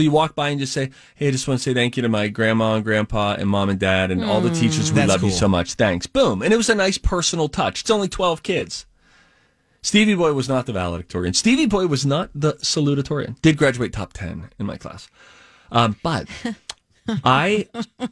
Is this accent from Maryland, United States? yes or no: no; Pennsylvania, United States; moved away; I grew up in Pennsylvania